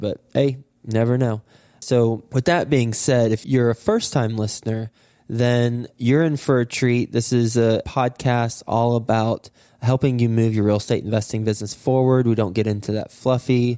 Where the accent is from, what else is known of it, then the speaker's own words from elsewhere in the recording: Flint, Michigan, United States; moved away; also born or lived in Lubbock, Texas; I was born in Michigan, in Flint, Michigan, and I went to school at Texas Tech in Lubbock